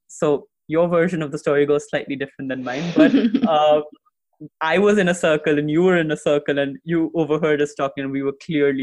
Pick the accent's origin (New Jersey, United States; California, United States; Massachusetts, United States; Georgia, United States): California, United States; And then I guess California. And then you're like, yeah, I'm from California.